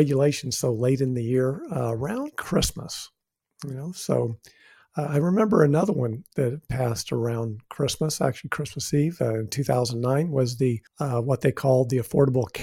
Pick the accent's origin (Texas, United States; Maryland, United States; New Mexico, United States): New Mexico, United States; I'm from New Mexico